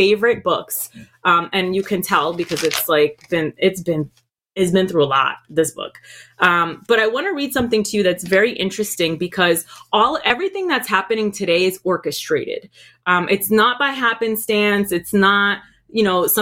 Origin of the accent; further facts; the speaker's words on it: Puerto Rico; moved away; also born or lived in Boston, Massachusetts, United States; I moved over there. I was raised over there